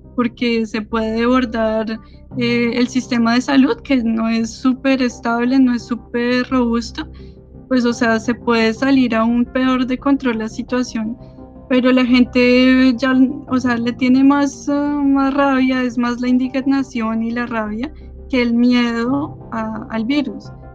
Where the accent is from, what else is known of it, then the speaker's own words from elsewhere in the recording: Colombia; now in France; somos todos colombianos